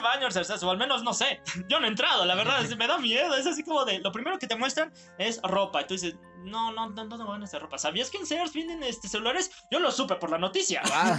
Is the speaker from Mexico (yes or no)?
yes; Mexico; nosotros, los verdaderos mexicanos